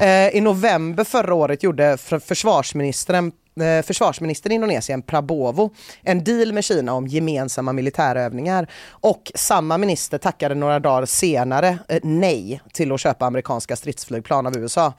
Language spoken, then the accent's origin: Swedish; Gothenburg, Västra Götaland, Sweden; hur man som göteborgare kan känna